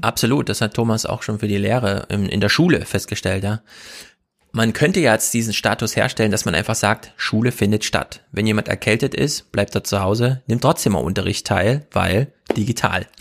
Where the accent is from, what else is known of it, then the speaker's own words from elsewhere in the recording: the East, eastern Germany, Germany; bei uns im Osten